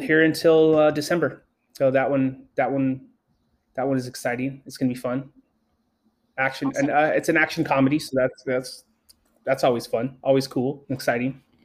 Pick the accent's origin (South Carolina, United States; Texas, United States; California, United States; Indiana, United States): California, United States; Los Angeles; I grew up in Los Angeles